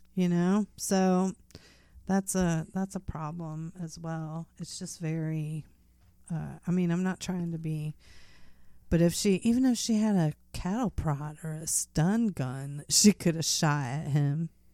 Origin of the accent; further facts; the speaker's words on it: United States; as an American citizen